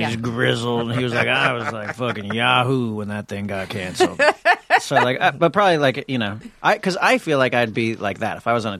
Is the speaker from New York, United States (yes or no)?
yes; New York City, New York, United States; I'm from New York City.